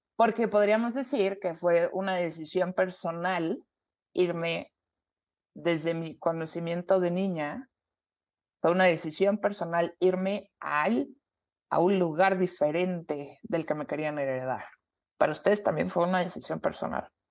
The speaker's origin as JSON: {"language": "Spanish", "country": "Mexico", "said": "somos mexicanas, porque hablamos español"}